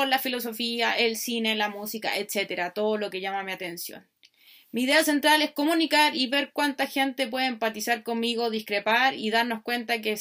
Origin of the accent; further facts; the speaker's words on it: Chile; soy chilena, por lo tanto la mayoría de las reflexiones van a partir de donde vivo, de donde estoy, de donde soy.